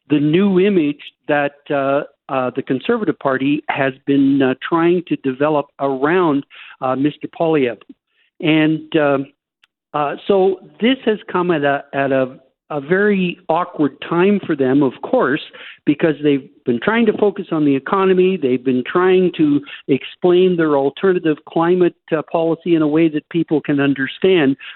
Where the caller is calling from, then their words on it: Fairmont, British Columbia, Canada; I'm calling from Fairmont, British Columbia, and I've been looking at the most wonderful mountain views that you can imagine.